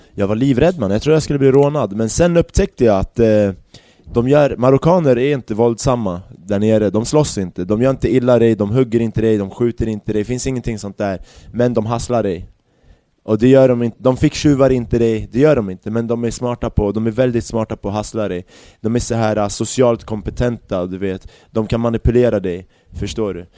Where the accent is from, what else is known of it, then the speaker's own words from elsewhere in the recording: Järfälla, Stockholm County, Sweden; also born or lived in Baghdad, Iraq / Barcelona, Spain; när jag växte upp i Jakobsberg